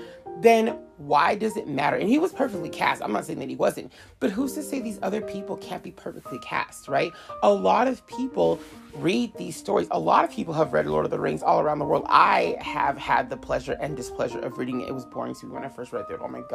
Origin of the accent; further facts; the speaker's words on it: United States; I'm an American